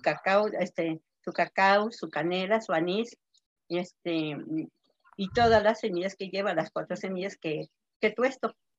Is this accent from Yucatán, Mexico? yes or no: no; Santa Inés Acuitlapilco, Tlaxcala, Mexico; soy del estado de Tlaxcala, municipio Santa Inés Acatelco.